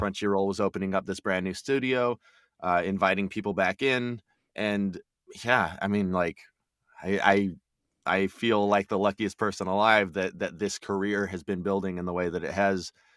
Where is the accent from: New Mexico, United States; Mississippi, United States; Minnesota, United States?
New Mexico, United States; Albuquerque; moved away as an adult; also born or lived in Austin, Texas; now in Texas, United States; I'm from the Southwest. I, I grew up in Albuquerque, New Mexico